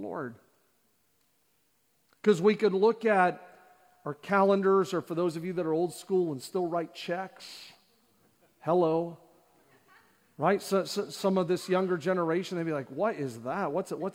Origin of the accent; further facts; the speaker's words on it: Canada; born and raised in Canada.